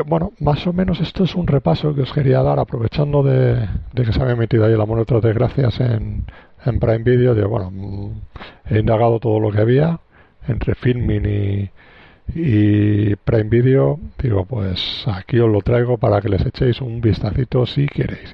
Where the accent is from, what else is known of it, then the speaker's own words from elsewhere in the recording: Alicante, Valencian Community, Spain; yo soy de Alicante, vivo en Alicante